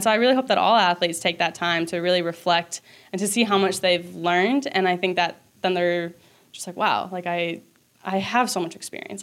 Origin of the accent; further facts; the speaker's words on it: Minnesota, United States; I'm from Minnesota. My family is from here